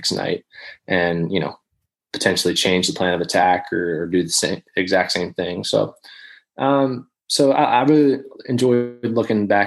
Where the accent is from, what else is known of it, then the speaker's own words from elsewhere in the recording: Baltimore, Maryland, United States; I grew up in Baltimore, so I'd always kind of, you know, especially in the minors, I was still semi pulling for the Orioles just as a, you know, Baltimore kid